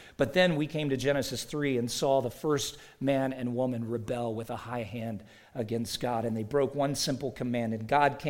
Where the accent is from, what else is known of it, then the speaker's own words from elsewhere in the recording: the South, United States; I grew up in the South, and one of the first things people say is, you don't have a Southern accent.